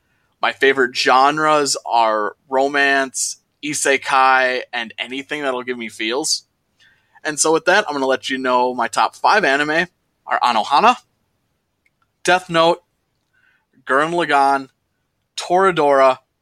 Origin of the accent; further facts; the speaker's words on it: Minnesota, United States; I'm 29 years old, and I'm from Minnesota.